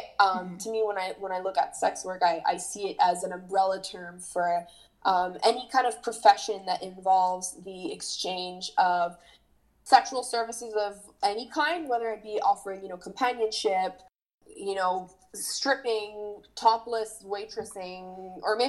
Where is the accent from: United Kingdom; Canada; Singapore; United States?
Canada; Montreal, Quebec; I'm born and raised in Montreal